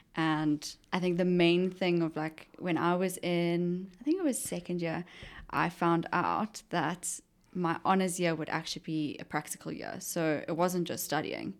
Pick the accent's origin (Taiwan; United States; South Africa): South Africa; Johannesburg, Gauteng; also born or lived in Pretoria; Johannesburg. Uh-huh. Um, born and bred.